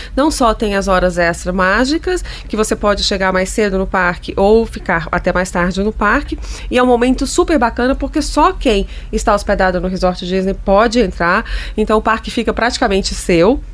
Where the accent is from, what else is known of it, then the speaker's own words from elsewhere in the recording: Brasília, Federal District, Brazil; não sou de São Paulo, eu sou de Brasília e venho a São Paulo regularmente há muitos anos